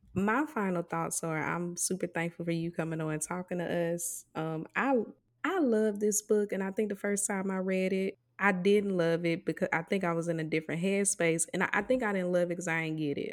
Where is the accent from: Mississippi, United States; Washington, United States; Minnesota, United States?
Mississippi, United States; moved away; a lot of us who, uh, were raised in Mississippi, we grew up in towns